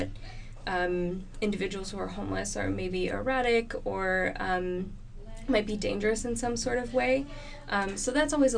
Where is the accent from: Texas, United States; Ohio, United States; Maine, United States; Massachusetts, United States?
Massachusetts, United States; Boston; moved away as an adult; also born or lived in North Carolina; now in California, United States; I'm originally from the Boston area, born and raised there